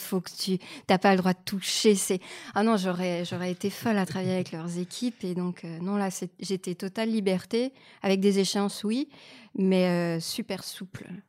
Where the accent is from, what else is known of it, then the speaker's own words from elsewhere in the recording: Canada; moved away as an adult; now in France; je suis canadienne